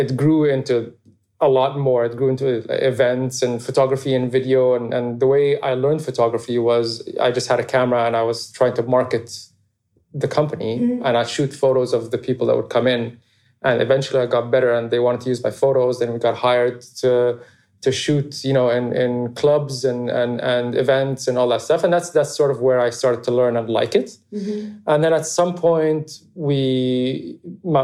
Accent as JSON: {"language": "English", "region": "Abu Dhabi", "country": "United Arab Emirates", "tie": "born or raised there", "said": "I grew up in Abu Dhabi, just like a normal, happy childhood"}